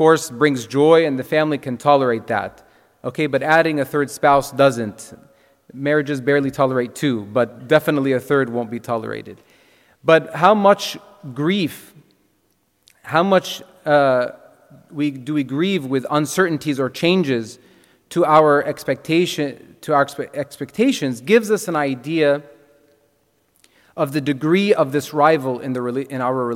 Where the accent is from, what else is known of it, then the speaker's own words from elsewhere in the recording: Texas, United States; moved away as an adult; also born or lived in Ohio; I'm from Texas, the land of milk, honey, and beef